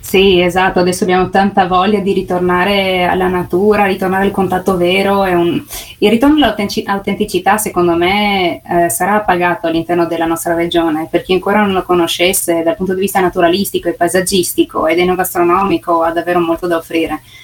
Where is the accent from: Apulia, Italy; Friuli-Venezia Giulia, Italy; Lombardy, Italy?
Friuli-Venezia Giulia, Italy; Sistiana; sono nata qui, sono nata a Sistiana